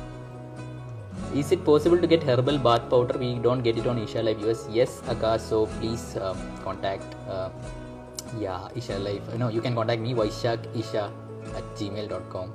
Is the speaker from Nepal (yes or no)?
yes; Nepal; I am from Nepal.